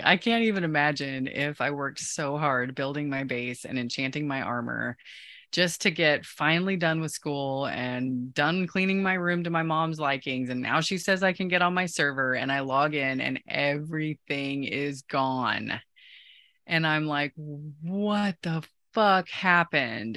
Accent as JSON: {"language": "English", "town": "Osage City", "region": "Kansas", "country": "United States", "tie": "born or raised there", "said": "when I was growing up in Kansas, um, in Osage, a little south of Topeka"}